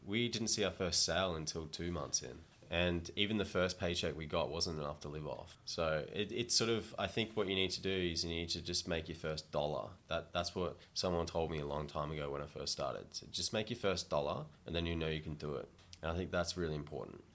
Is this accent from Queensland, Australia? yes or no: yes; Gold Coast, Queensland, Australia; moved away as an adult; also born or lived in Toronto, Canada; now in Thailand; I grew up on the Gold Coast in Australia, where it's sunny most of the time